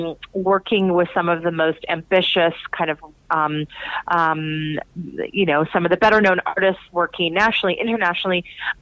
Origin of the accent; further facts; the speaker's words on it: Portland, Oregon, United States; also born or lived in New York; So I am from Portland, Oregon and New York, and I moved to Texas.